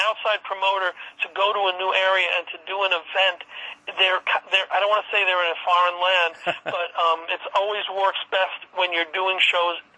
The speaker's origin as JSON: {"language": "English", "town": "New Haven", "region": "Connecticut", "country": "United States", "tie": "born or raised there", "said": "my hometown, New Haven"}